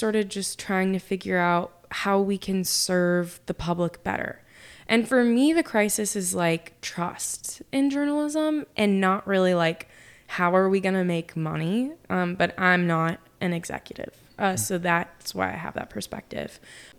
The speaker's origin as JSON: {"language": "English", "region": "Oklahoma", "country": "United States", "tie": "born or raised there", "also_born_or_lived": "Utica, New York / Nashville, Tennessee", "said": "I was born in Utica, New York, and then we moved to Nashville and we lived there until I was 7. And then we lived in Oklahoma and that's where I lived until, obviously I moved."}